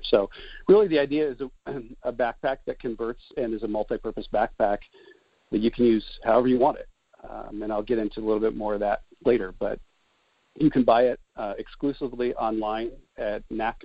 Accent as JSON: {"language": "English", "region": "Nebraska", "country": "United States", "tie": "born or raised there", "also_born_or_lived": "Denver", "moved": "as an adult", "said": "I'm actually a Midwestern guy. I grew up in Nebraska."}